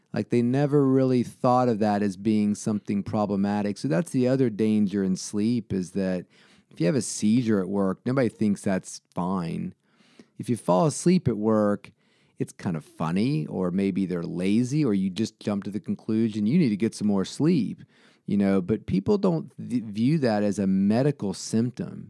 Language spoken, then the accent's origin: English; Salem, Virginia, United States; also born or lived in Roanoke, Virginia; born at Roanoke Memorial, but I grew up in Salem